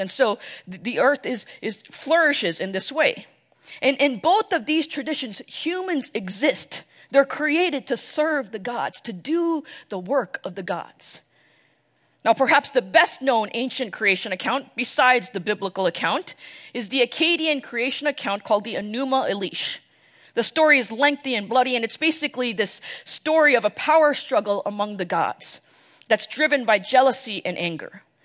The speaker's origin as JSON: {"language": "English", "area": "New York", "region": "New Jersey", "country": "United States", "tie": "born or raised there", "moved": "as an adult", "lives_now": "Dallas, United States", "said": "I was born and raised in the New York, New Jersey area. Basically lived there my entire life until I moved here, uh, to Dallas a few years ago."}